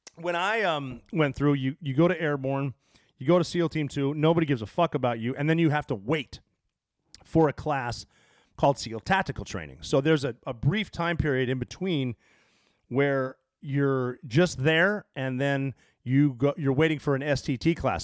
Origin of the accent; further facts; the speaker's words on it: Butte, Montana, United States; moved away; I grew up in Butte.